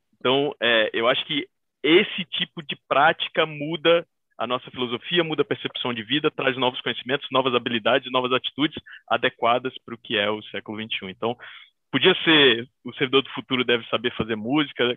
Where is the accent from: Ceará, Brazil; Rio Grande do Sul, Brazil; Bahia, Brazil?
Bahia, Brazil; Eu, como bom baiano